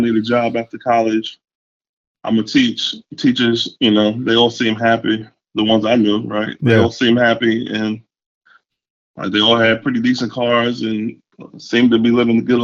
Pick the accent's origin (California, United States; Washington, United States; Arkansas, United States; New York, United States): New York, United States; moved away as an adult; now in North Carolina, United States; I'm from New York originally